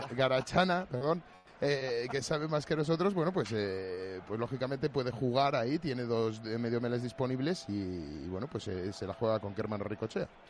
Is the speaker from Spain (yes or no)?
yes; Valladolid, Castile and León, Spain; como vallisoletano que soy